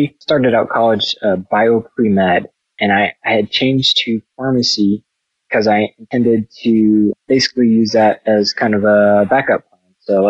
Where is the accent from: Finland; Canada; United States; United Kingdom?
United States; Colorado Springs, Colorado; I'm originally mostly from Colorado Springs, but my family's from Eastern North Carolina. My dad was military, so I lived in several different places. But I would say the majority of my growing up time was in Colorado Springs.